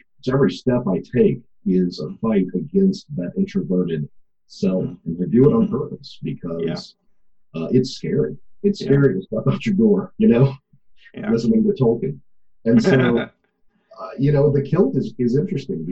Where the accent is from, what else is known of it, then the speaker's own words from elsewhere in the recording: Corpus Christi, Texas, United States; now in Fort Worth, United States; I live in Fort Worth, but I'm a South Texas boy. I'm from Corpus Christi.